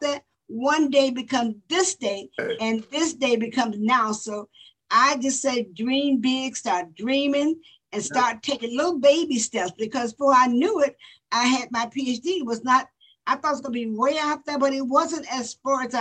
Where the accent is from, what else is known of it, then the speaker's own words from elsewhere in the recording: Florida, United States; I grew up in Florida where it was segregation and whites and blacks didn't meet